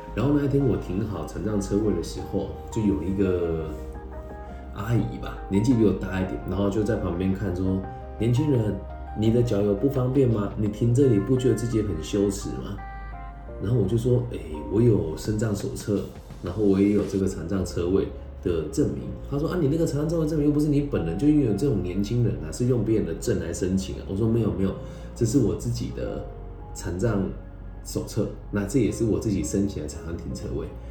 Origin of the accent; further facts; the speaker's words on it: Taiwan; also born or lived in Mainland China; 我是，呃，在台湾土生土长的年轻人，但是从这个大陆搬过来，所以我从小到大都是炎黄子孙